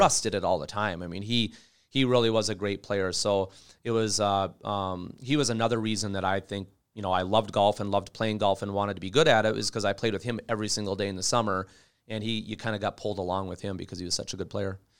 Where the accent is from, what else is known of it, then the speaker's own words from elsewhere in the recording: Bemidji, Minnesota, United States; I grew up in Bemidji